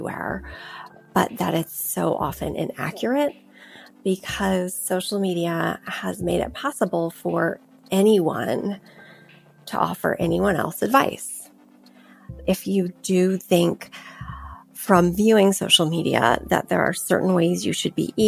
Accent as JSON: {"language": "English", "region": "California", "country": "United States", "tie": "born or raised there", "said": "I grew up in California, so we ate a lot of tacos and burritos and chips and guacamole"}